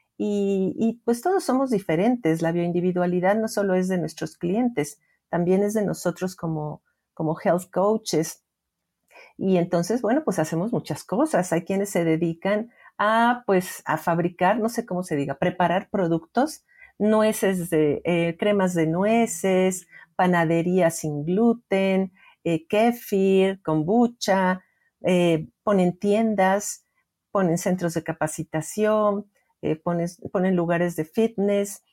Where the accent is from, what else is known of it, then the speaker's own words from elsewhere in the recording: Mexico; en mi país, que es México